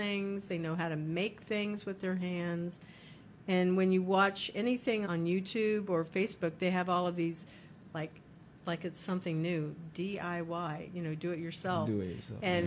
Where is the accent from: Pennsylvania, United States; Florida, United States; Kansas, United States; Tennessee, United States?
Kansas, United States; I'm from Kansas. And in Kansas, they had sewing classes